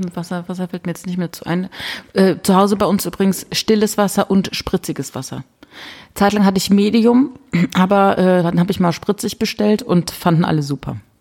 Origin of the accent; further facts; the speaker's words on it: Rhineland-Palatinate, Germany; bei uns in der Pfalz